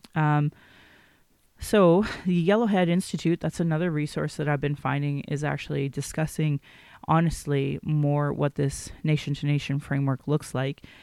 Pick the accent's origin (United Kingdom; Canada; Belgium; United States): Canada; Calgary, Alberta; I was born in Calgary